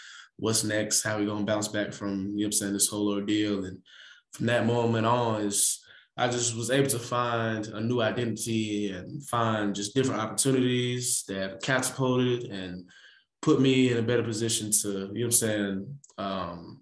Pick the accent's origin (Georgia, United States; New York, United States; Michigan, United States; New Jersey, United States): Georgia, United States; Atlanta; also born or lived in DeLand, Florida / Beijing, China; Born and raised in Atlanta, Georgia